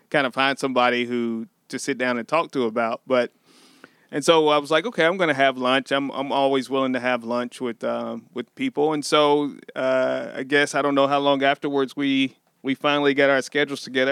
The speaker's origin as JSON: {"language": "English", "town": "Sikeston", "region": "Missouri", "country": "United States", "tie": "born or raised there", "said": "Born and raised in Sykeston, Missouri."}